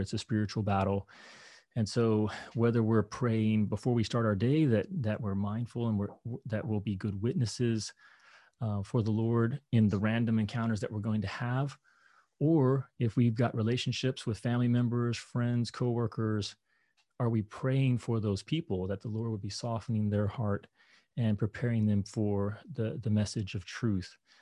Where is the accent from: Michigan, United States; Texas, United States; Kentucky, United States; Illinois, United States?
Kentucky, United States; moved away; I grew up in Kentucky